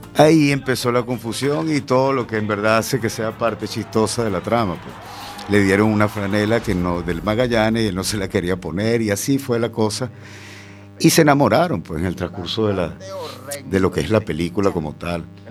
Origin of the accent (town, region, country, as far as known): Venezuela; now in A Coruña, Spain